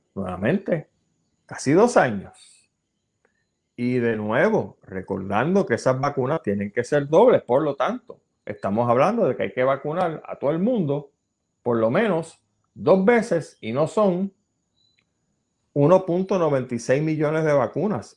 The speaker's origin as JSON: {"language": "Spanish", "country": "Puerto Rico", "said": "Nuestra isla de Puerto Rico"}